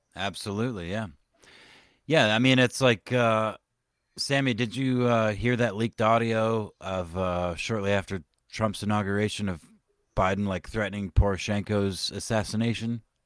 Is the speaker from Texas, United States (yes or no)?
yes; Texas, United States; I was born and raised in Texas